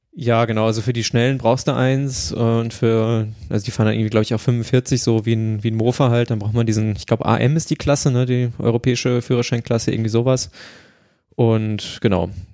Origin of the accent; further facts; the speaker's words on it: Germany; ich komme aus Deutschland